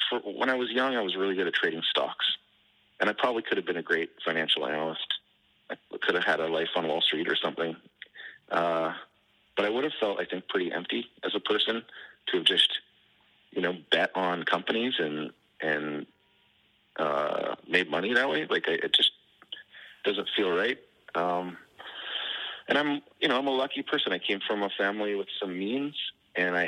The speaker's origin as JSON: {"language": "English", "country": "Canada", "moved": "as an adult", "lives_now": "Detroit, United States", "said": "I'm still a Canadian citizen."}